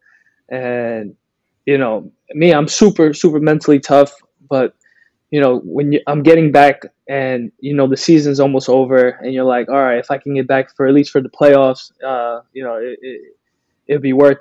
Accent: New York, United States; moved away as an adult; also born or lived in Brazil; now in Tampa, United States; when I was playing in New York, which you would think it would be more dangerous because I'm going home, you know, my hometown

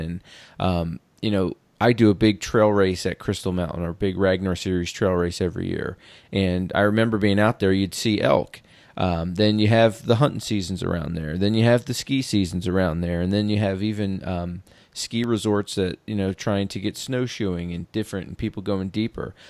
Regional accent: East Coast, United States; moved away as an adult; also born or lived in West Point, New York; now in Washington, United States; I'm from the East Coast and just moved out here from, uh, West Point, New York, uh, two years ago

